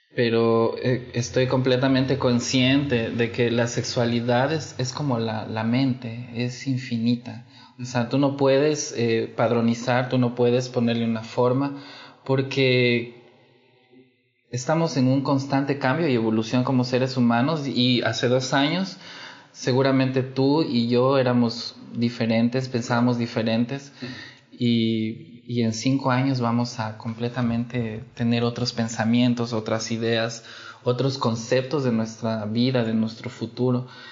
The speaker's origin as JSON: {"language": "Spanish", "country": "Ecuador", "tie": "born or raised there", "moved": "as an adult", "lives_now": "Brazil", "said": "yo nací en Ecuador."}